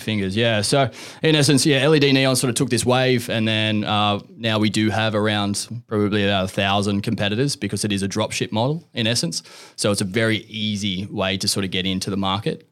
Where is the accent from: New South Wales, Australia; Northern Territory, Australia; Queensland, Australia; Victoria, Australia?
New South Wales, Australia; Central Coast; I'm from the Central Coast